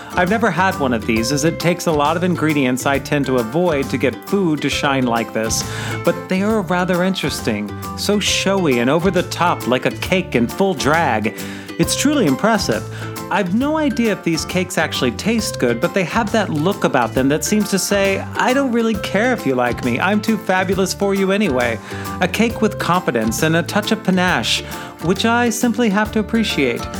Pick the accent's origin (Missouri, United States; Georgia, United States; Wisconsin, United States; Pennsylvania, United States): Missouri, United States; Sweetest Day has been observed on the third Saturday in October in apparently just 11 states, including my home state of Missouri.